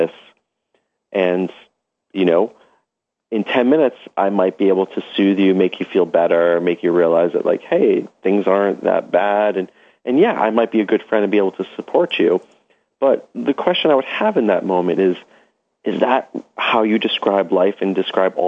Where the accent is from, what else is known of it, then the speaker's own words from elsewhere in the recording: New York City, New York, United States; growing up in Brooklyn